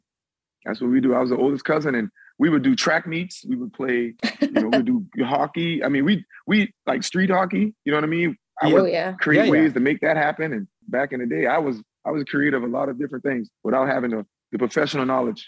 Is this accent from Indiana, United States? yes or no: no; Florida, United States; I grew up in Florida